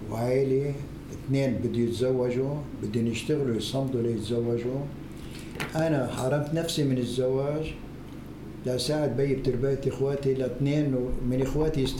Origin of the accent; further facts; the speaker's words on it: Acre, Palestine; بالنسبة أنا ابن عكا كان كم عائلة من اليهود لأن عكا